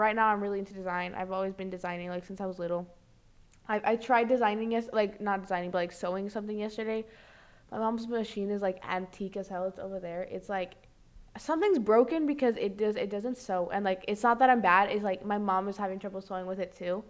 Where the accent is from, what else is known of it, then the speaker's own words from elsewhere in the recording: United States; now in Brazil; I was born in the U.S., very strong Latin roots